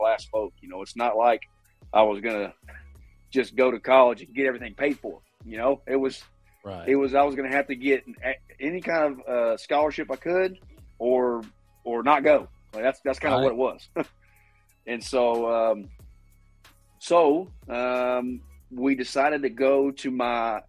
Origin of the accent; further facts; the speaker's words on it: Jacksonville, Florida, United States; Growing up in Jacksonville, my grandparents had Gator season tickets